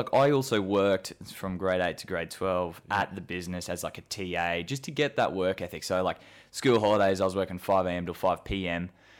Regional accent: Rockhampton, Queensland, Australia; So for those of you that don't know, so born and bred in Rockhampton, and mum and dad obviously from here as well

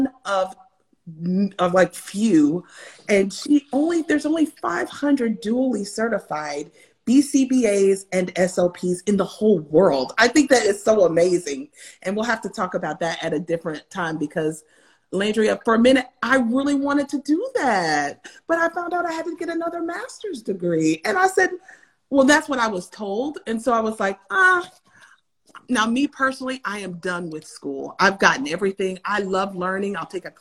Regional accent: Tennessee, United States; I actually grew up in Tennessee, and that's Central time zone

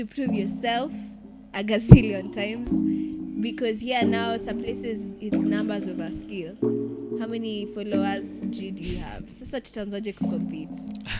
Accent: Nigeria; Like, I'm Nigerian.

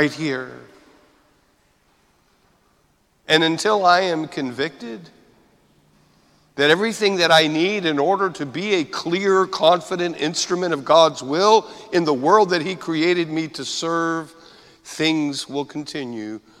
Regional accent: United States; as American Catholics

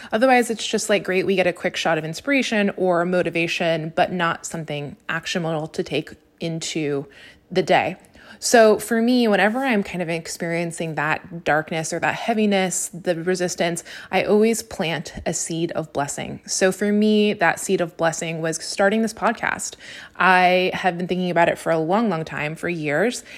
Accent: Napa, California, United States; moved away as an adult; now in Los Angeles, United States; my hometown of Napa

